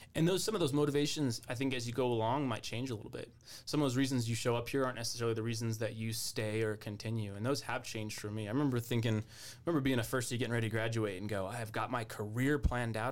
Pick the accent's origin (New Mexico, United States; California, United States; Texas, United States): New Mexico, United States; Albuquerque; now in Colorado, United States; I'm from Albuquerque